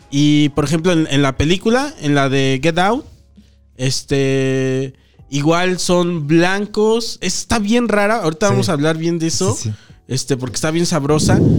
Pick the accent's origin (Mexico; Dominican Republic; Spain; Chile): Mexico; Pero eh, como son mexicanos, dices, ah, mexicano, yo mexicano